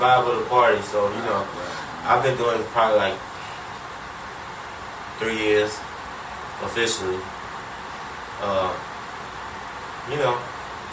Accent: Houston, Texas, United States; I'm from Houston

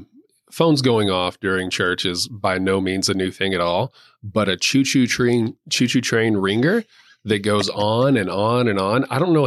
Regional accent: Texas, United States; I am from West Texas.

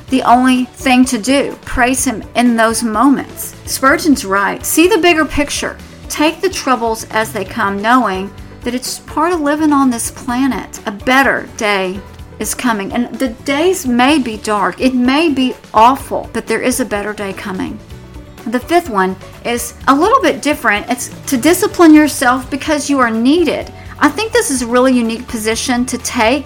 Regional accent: Tornado Alley, United States; moved away; I'm from Tornado Alley

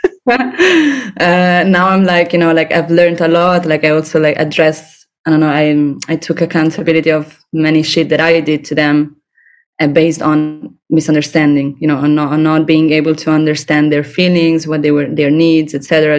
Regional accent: Rome, Lazio, Italy; now in Barcelona, Spain; I'm from Rome

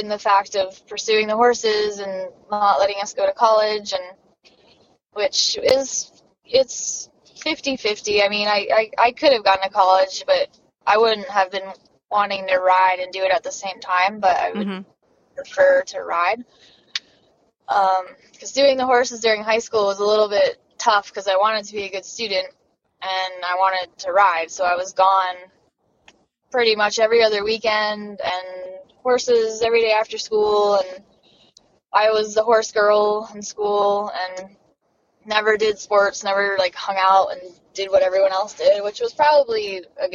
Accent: New Jersey, United States; moved away as an adult; now in West Coast, United States; I'm originally from New Jersey, and my parents didn't ride

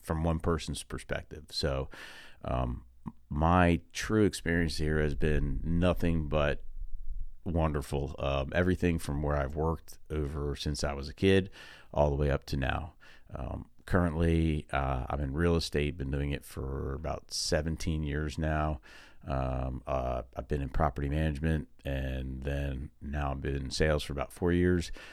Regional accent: Long Valley, New Jersey, United States; now in Topsail Island, United States; I'm originally from Long Valley, New Jersey

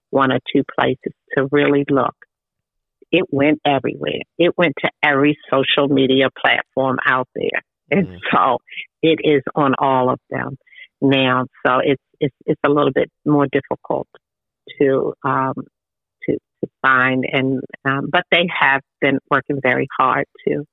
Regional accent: Baltimore, Maryland, United States; when I was growing up in Baltimore City, I had the whole neighborhood

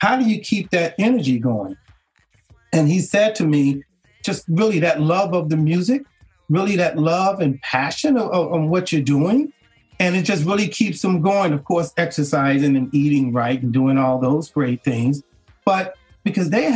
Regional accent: Chicago, Illinois, United States; I'm originally from Chicago

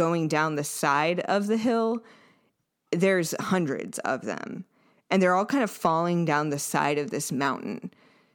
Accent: Yellowwood Forest, Brown County, Indiana, United States; I grew up in Yellowwood Forest in Brown County

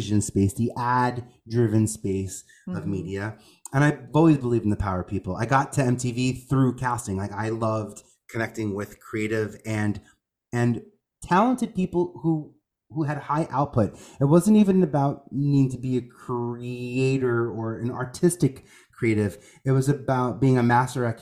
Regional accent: New York, United States; I'm originally from New York.

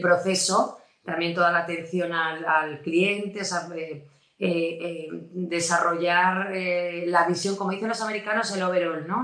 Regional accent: Avilés, Asturias, Spain; moved away as an adult; also born or lived in Madrid / Oviedo; nací en Avilés, lo que pasa es que, o sea, soy de padre asturiano, pero de madre madrileña.

